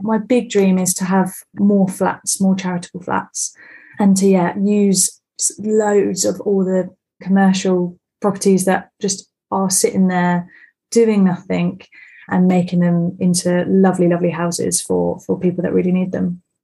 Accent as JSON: {"language": "English", "town": "Bexhill-on-Sea", "region": "South East England", "country": "United Kingdom", "moved": "yes", "lives_now": "High Wycombe, United Kingdom", "said": "I'm originally from Bexhill on Sea, down right down south"}